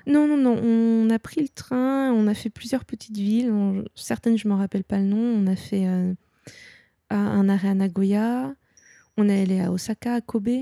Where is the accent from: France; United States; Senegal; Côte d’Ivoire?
France; Nantes, Pays de la Loire; je suis euh, de Nantes, je connais très bien euh, la mer